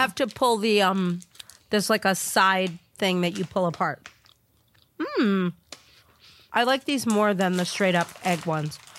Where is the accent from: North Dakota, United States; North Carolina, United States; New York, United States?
New York, United States; moved away; I am from New York